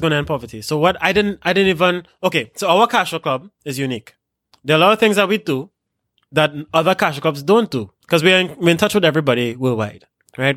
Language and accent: English; Trinidad & Tobago